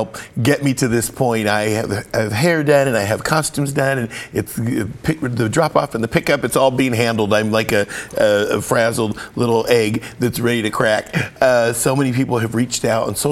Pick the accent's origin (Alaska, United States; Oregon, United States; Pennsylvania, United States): Oregon, United States; Portland; I grew up in Portland, moved here in 1979 at 11 years old, and my family was on the east side